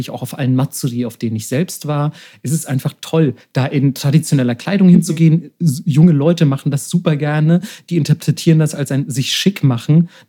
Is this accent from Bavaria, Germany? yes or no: yes; Bavaria, Germany; Also, also in Deutschland, beispielsweise, wo ich herkomme, jetzt aus Bayern, also du hättest mich eher totprügeln müssen, als mich in der Lederhose zu sehen.